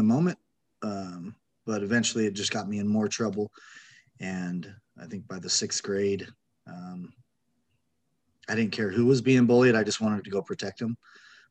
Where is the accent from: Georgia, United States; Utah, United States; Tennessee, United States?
Utah, United States; I grew up in Utah, felt pretty normal as a little kid